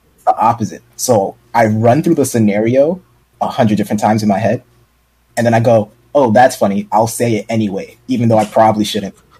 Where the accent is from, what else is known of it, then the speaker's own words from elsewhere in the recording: New York City, New York, United States; I'm from Brooklyn